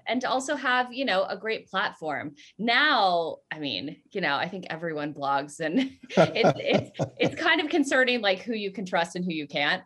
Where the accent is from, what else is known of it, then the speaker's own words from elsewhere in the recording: Southern California, United States; also born or lived in Colorado; I grew up in Southern California, uh, more like central and uh, i also grew up in colorado